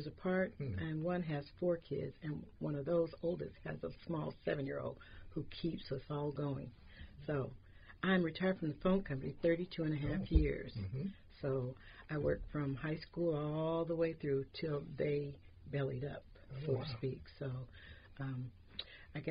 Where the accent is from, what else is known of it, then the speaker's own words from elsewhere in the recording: Chicago, Illinois, United States; now in Portland, United States; I was born in Chicago, Illinois.